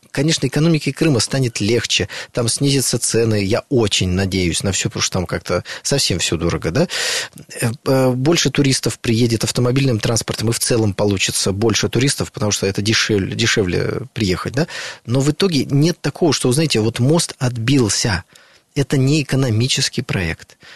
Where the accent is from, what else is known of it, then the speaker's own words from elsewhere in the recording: Saint Petersburg, Russia; Ну вот я из Санкт-Петербурга, да, в Санкт-Петербурге все болеют за «Зенит».